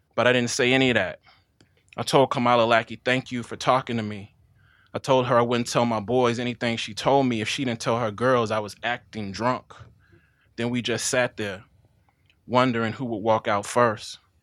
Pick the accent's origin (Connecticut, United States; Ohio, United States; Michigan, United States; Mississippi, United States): Mississippi, United States; Jackson; I'm from Jackson. I'm not from the rural parts of the state